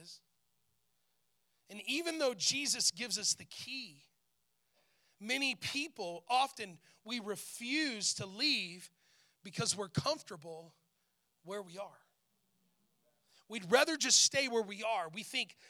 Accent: Portales, New Mexico, United States; I grew up in Portales

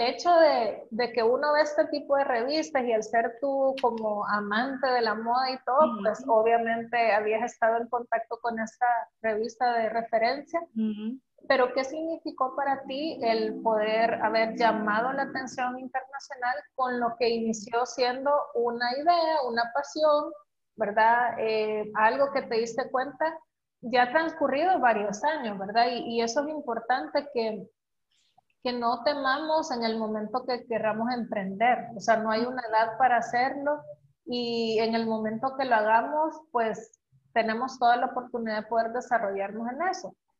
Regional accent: El Salvador; el potencial que tenemos como salvadoreños

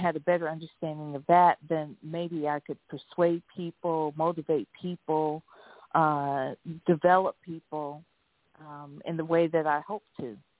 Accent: Ohio, United States; I live in Ohio and was born and raised in Ohio

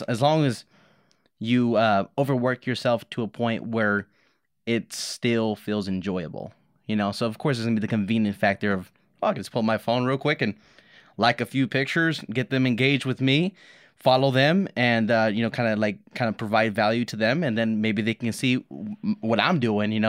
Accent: Los Angeles, California, United States; moved away; I grew up in Los Angeles, a lot of violence around me

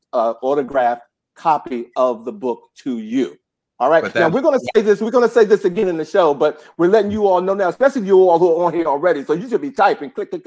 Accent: Washington, District of Columbia, United States; I am a DC native Washingtonian

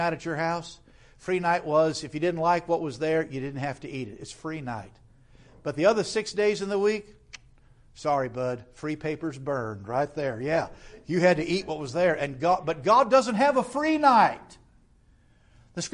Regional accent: United States; we as American Christians

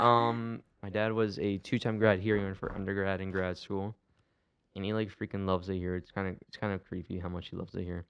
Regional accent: Akron, Ohio, United States; I'm from Akron

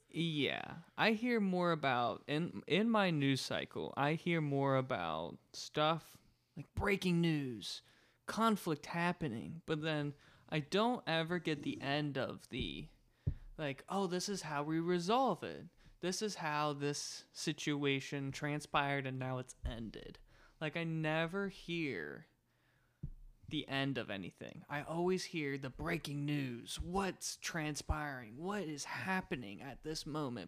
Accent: United States

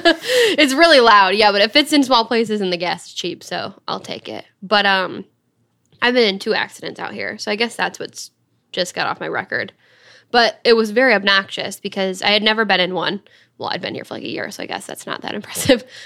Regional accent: Dryden, Michigan, United States; I was coming from Dryden, where we both grew up.

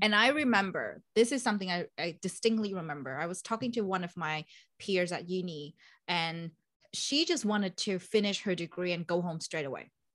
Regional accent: Vietnam; moved away as an adult; now in Melbourne, Australia; I'm originally from Vietnam, beautiful country

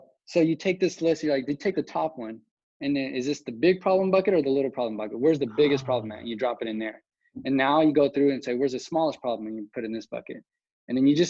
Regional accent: West Texas, United States; I grew up in West Texas, which is basically a small town, about 150,000 people at the time.

